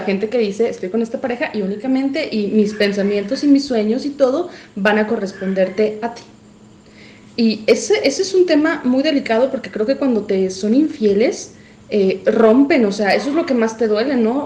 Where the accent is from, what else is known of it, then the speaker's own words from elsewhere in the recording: Mexico; como buenos mexicanos